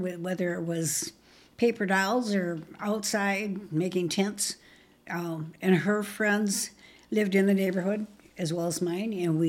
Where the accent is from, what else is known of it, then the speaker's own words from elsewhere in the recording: Grand Rapids, Michigan, United States; born there; I was born in Grand Rapids, Michigan, actually in the attic of my grandpa and grandma's home on Helen Street, which is near Fulton and Diamond.